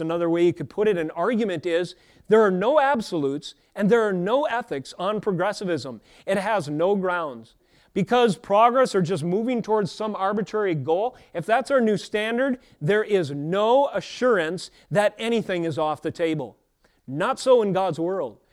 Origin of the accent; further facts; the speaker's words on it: United States; As an American Christian